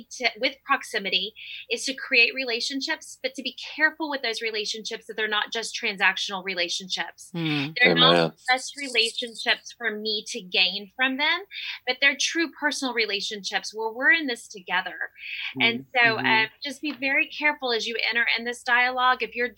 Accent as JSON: {"language": "English", "country": "Honduras", "tie": "born or raised there", "moved": "yes", "lives_now": "United States", "said": "I grew up in Central America. So I grew up in, of course, a Hispanic, a Honduran church."}